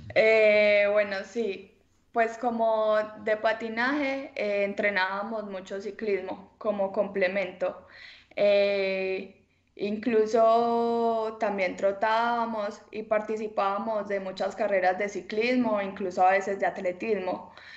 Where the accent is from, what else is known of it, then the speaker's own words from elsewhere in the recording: El Carmen de Viboral, Antioquia, Colombia; soy del Carmen de Oral, tengo 18 años